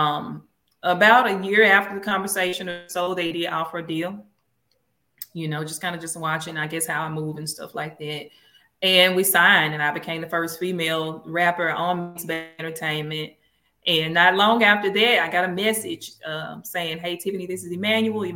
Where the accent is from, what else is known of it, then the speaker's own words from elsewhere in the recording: Mississippi, United States; I'm from Mississippi, so this is the birthplace of America's music.